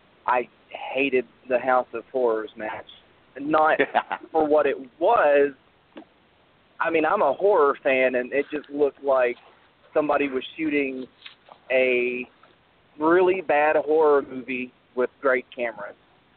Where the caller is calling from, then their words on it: Tennessee, United States; Hey, Jason. … from Tennessee.